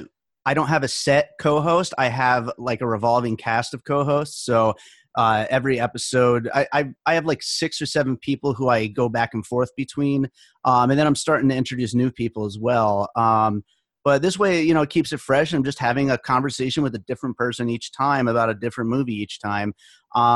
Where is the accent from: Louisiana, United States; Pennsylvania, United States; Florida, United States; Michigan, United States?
Pennsylvania, United States; moved away as an adult; also born or lived in New York; now in Las Vegas, United States; we moved here to Las Vegas the year after I graduated high school. I grew up in Pennsylvania. I was born in New York